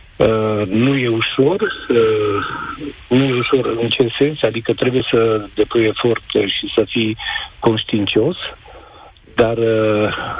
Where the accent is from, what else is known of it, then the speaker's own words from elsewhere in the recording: Mureș County, Romania; also born or lived in Germany; din oraș, dar din Mureș sunt